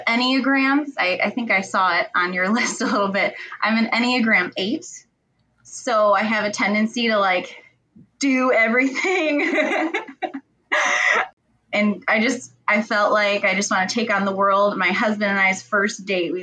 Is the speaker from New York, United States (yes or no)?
no; Michigan, United States; also born or lived in Texas; I am from Michigan, little small town in Michigan, little farm country